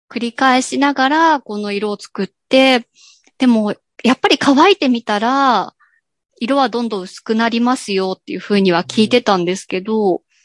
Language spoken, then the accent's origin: Japanese; Gunma, Japan; born or raised there